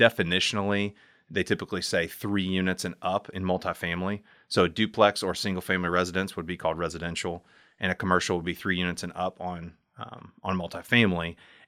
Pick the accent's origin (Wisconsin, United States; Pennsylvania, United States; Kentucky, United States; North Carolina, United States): Kentucky, United States; Lexington; I'm from right here in good old LEX, Lexington, Kentucky, born and bred, as they say, and excited to be on the show with you guys. I'm from here. I went to Henry Clay High School